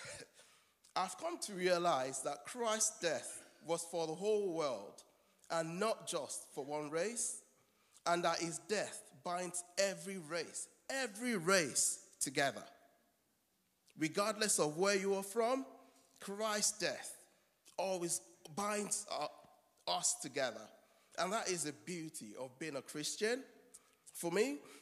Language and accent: English; Nigeria; moved away; I'm a Nigerian. And for someone who is far away from his home country